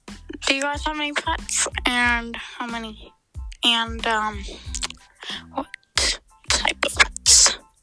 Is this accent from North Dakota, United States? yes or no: yes; North Dakota, United States; I'm from North Dakota in the United States, as you guys are too.